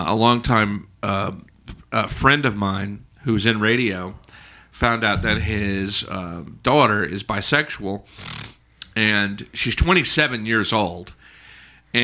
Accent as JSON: {"language": "English", "region": "Alabama", "country": "United States", "tie": "born or raised there", "said": "I grew up in Alabama"}